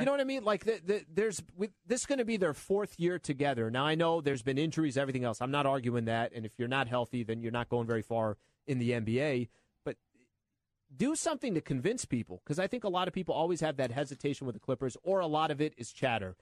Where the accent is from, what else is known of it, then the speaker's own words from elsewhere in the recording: San Diego, California, United States; now in Los Angeles, United States; I'm from San Diego